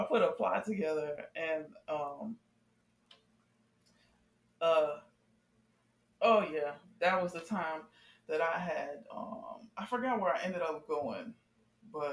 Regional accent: Miami, Florida, United States; I'm from Dade County 305

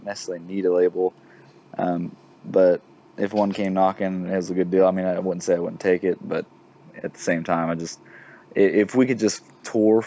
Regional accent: Chautauqua, Kansas, United States; moved away as an adult; also born or lived in Oklahoma; now in Fort Smith, United States; I'm from Chautauqua, Kansas, and it's like literally 20 minutes from all three of those states

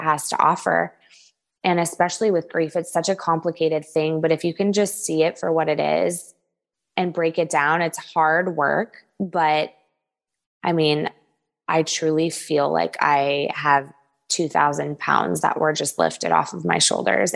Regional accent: Southern California, United States; also born or lived in the South (US); now in US South; I come from Southern California

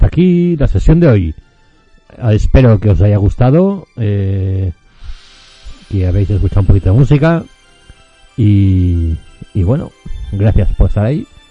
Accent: Catalonia, Spain; mi tierra, Cataluña

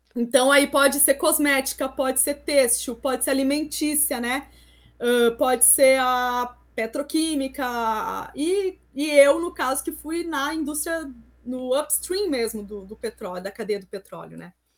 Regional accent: interior of Rio Grande do Sul, Brazil; moved away as an adult; also born or lived in Santa Catarina; eu sou do interior do Rio Grande do Sul

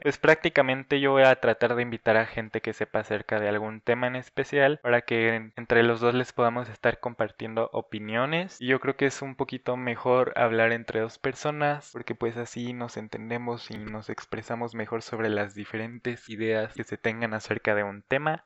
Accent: Querétaro, Mexico; tengo 19 años, soy de Querétaro

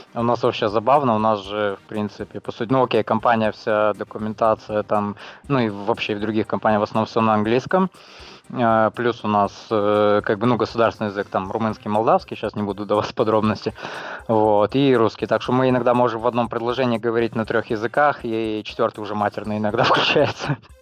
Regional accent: Chișinău, Moldova; now in Transnistria, Moldova; Я сам из Приднестровья, ну как, официально. Вот. Сам я родился в Кишиневе, а живу в Приднестровье уже много лет

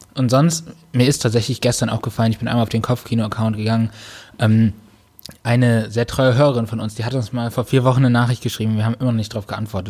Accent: North Rhine-Westphalia, Germany; moved away as an adult; also born or lived in Baden-Württemberg; now in Cologne, Germany; bin zurück in meine Heimat, äh, gegangen, nach N R

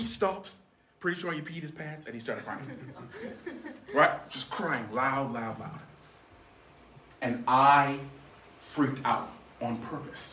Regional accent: Bahamas; moved away; I grew up in the Caribbean in the Bahamas

